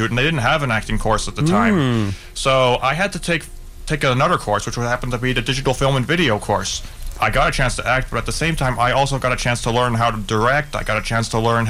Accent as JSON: {"language": "English", "town": "Burnaby", "region": "British Columbia", "country": "Canada", "tie": "born or raised there", "also_born_or_lived": "Vancouver / New Westminster", "said": "I was born in Burnaby."}